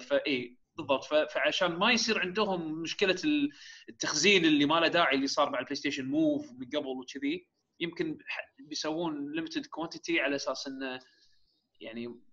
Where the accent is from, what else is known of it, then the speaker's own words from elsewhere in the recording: Kuwait; عندنا بالكويت